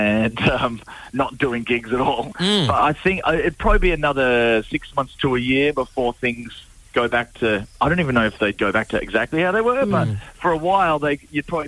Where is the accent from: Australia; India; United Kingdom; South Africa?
Australia; now in Ireland; I'm Australian